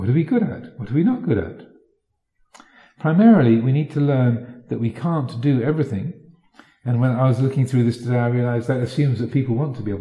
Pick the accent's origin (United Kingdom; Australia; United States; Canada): United Kingdom; England; moved away as an adult; also born or lived in Wat Nanachat, Thailand; having grown up in this country and gone to English schools and such like, then I had assumed that my reality, my kind of Englishness, was ordinary